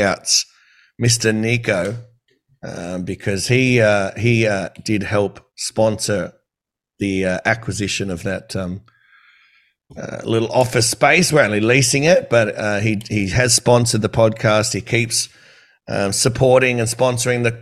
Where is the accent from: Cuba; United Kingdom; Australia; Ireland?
Australia; Campbelltown, New South Wales; I'm from Campbelltown.